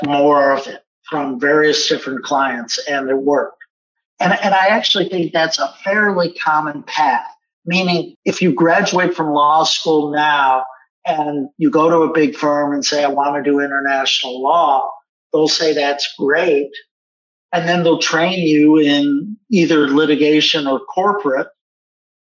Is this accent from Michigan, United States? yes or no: yes; Kalamazoo, Michigan, United States; moved away as an adult; also born or lived in Iowa / Indiana / Illinois; now in Seattle, United States; Growing up in Kalamazoo, not a big city